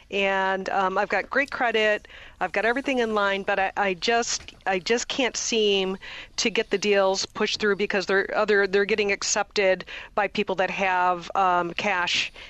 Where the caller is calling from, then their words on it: California, United States; I'm actually calling from California, so I am a little bit more in the morning.